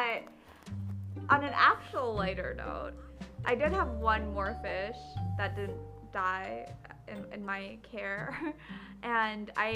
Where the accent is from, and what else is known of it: Bangladesh